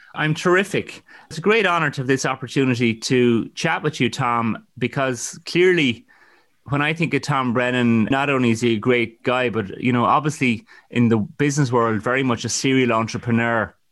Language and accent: English; Ireland; I think as Irish people, we've always had a strong sense